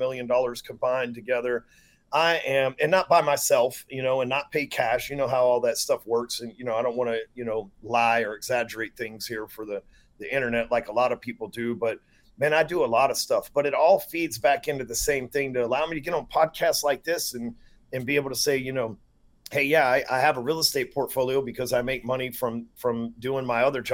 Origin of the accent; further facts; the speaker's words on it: Texas, United States; I'm from Texas.